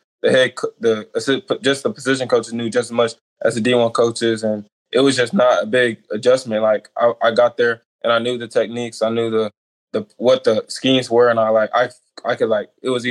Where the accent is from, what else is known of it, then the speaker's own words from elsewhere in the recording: Plano, Texas, United States; moved away as an adult; also born or lived in Broken Arrow, Oklahoma; I'm originally from Broken Arrow, Oklahoma. And then I moved with my parents to Plano, Texas in fifth grade. And then moved back to Broken Arrow my junior year spring ball.